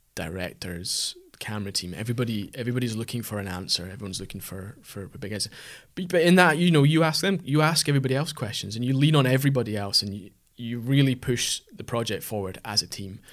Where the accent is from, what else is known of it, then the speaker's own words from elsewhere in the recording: Aberdeenshire, Scotland, United Kingdom; moved away; we're both from the Aberdeenshire area originally